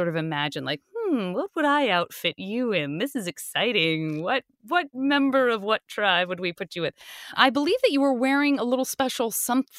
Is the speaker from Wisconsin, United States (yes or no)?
no; Tucson, Arizona, United States; I'm from Tucson